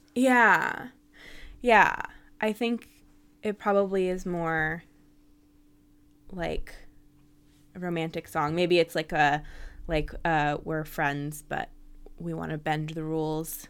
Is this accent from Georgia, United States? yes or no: no; San Francisco, California, United States; moved away as an adult; I'm from San Francisco, was born there and lived there for almost my whole life.